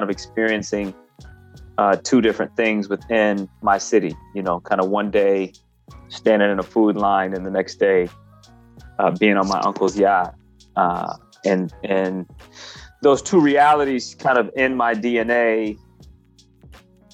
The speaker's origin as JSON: {"language": "English", "town": "Grand Rapids", "region": "Michigan", "country": "United States", "tie": "born or raised there", "said": "born and raised in Grand Rapids in the early 80s"}